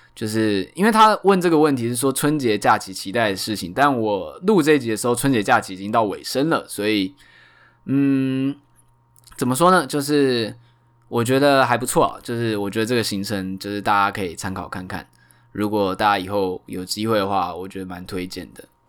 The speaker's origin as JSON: {"language": "Chinese", "region": "Tainan", "country": "Taiwan", "moved": "yes", "lives_now": "Taipei, Taiwan", "said": "因为我是台南人"}